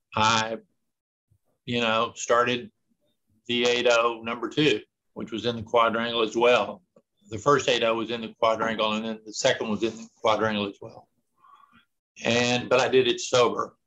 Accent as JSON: {"language": "English", "region": "Texas", "country": "United States", "tie": "born or raised there", "said": "I grew up about a mile from where I live right now. I've never lived anywhere else for any length of time"}